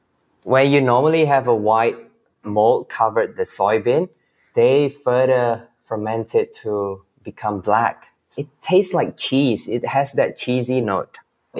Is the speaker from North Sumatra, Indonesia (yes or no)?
yes; Medan, North Sumatra, Indonesia; moved away as an adult; also born or lived in Jakarta, Indonesia; now in Australia; I was born in Medan, which is in Sumatra Island, and then I moved to Jakarta.